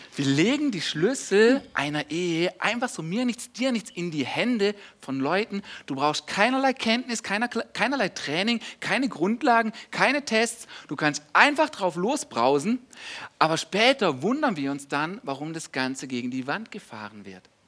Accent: Germany; wir als Deutsche

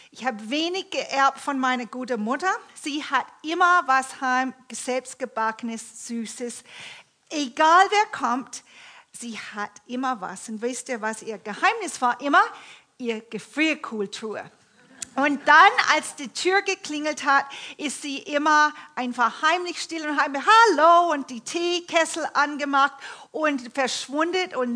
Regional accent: Toronto, Ontario, Canada; Ich bin in Kanada aufgewachsen, in der Großstadt Toronto

